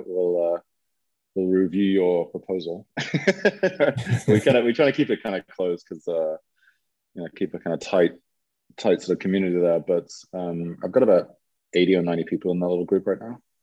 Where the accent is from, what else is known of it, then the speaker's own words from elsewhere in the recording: England, United Kingdom; moved away as an adult; also born or lived in San Francisco; now in Lisbon, Portugal; I am originally from England and lived in the UK until um, 1997